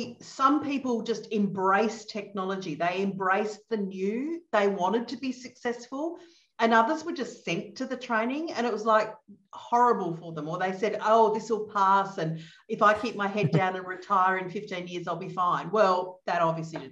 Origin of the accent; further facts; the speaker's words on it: Adelaide, South Australia, Australia; now in Melbourne, Australia; So I'm from Australia. I live in Melbourne in Australia, and I grew up in Adelaide in Australia, which is down the bottom in the middle